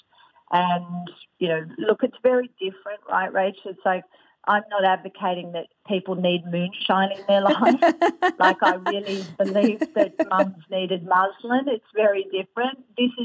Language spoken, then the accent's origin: English; Australia; I'm Australian